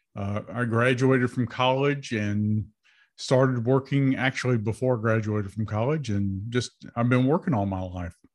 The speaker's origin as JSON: {"language": "English", "country": "United States", "tie": "born or raised there", "said": "I was born in America"}